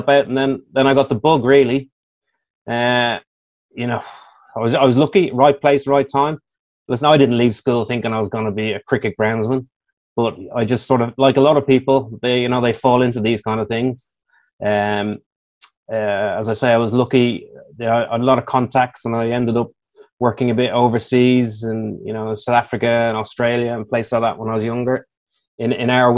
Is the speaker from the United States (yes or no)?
no; Ireland; moved away; Being an Irishman